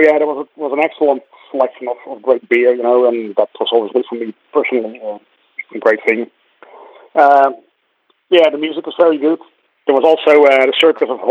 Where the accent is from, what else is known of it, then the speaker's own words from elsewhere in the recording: Rotterdam, South Holland, Netherlands; moved away as an adult; now in Dublin, Ireland; I live in Dublin, in Ireland. I've been here for nearly 12 years now. I'm originally from Rotterdam and Holland.